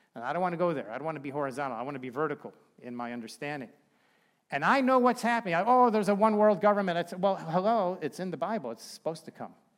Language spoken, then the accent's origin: English; Chicago, Illinois, United States; now in Bremen, United States; we're from Chicago, so we've got some pretty warm clothes